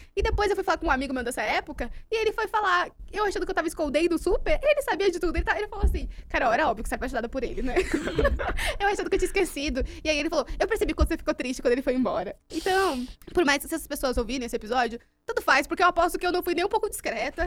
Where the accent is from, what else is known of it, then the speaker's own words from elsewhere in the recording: Juquitiba, São Paulo, Brazil; eu fui criada em Juquitiba, mato